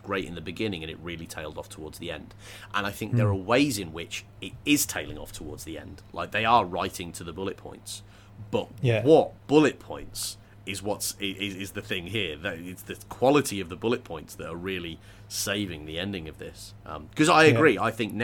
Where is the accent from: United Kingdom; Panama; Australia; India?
United Kingdom; England; I grew up in England